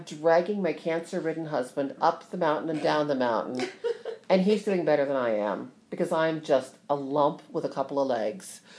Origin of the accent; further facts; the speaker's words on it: Ohio, United States; moved away; also born or lived in New Jersey; I'm from Ohio actually.